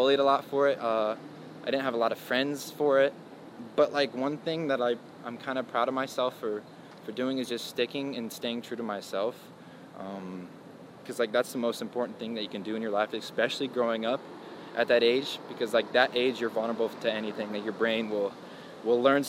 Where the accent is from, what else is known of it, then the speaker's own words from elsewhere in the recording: Illinois, United States; moved away as an adult; I'm from Illinois